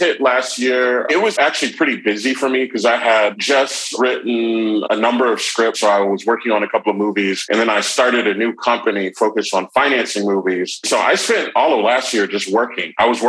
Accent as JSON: {"language": "English", "town": "Atlanta", "region": "Georgia", "country": "United States", "tie": "born or raised there", "also_born_or_lived": "Virginia / Uganda / Philadelphia", "moved": "as an adult", "said": "I moved back here about 3 years ago. I grew up here, so I guess originally I'm from the Atlanta area."}